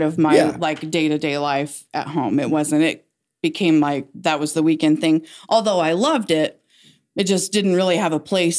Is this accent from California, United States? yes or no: no; Wells County, Indiana, United States; No, this was in Wells County. I'm from Wells County.